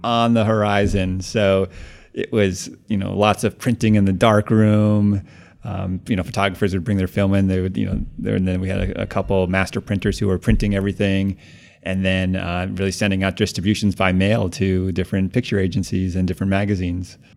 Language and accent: English; Cambridge, Massachusetts, United States; moved away as an adult; also born or lived in Connecticut; now in Brooklyn, United States; I grew up actually in Cambridge, Mass, and lived there my whole life until college, and then after oh. college moved to New York